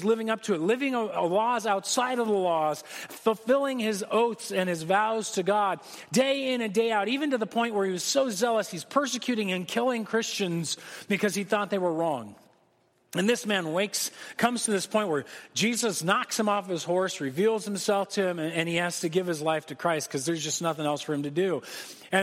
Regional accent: United States; As an American

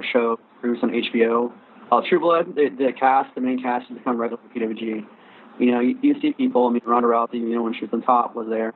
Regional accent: Riverside, California, United States; I'm from Riverside

